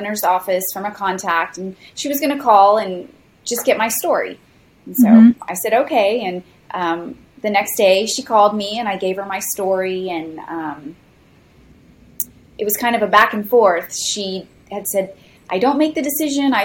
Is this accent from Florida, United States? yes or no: yes; Osceola County, Florida, United States; I've grown up in Osceola County since I was 2 years old, and Osceola County neighbors Orange County, where Disney is located